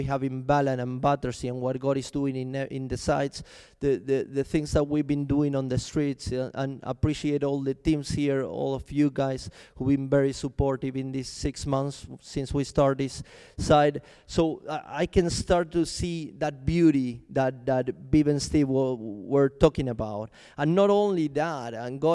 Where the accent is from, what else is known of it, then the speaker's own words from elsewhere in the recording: Argentina; also born or lived in Chile; now in London, United Kingdom; I'm from Argentina, by the way, but I used to live in Chile before I came to London